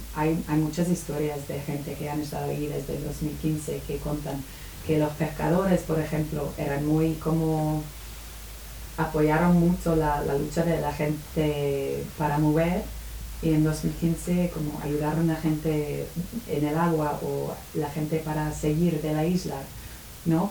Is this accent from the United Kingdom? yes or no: yes; United Kingdom; Spanish is a second language; moved away; soy de Reino Unido